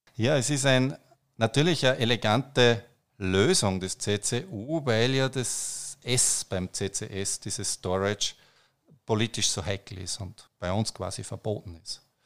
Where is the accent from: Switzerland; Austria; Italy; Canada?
Austria; bei uns in Österreich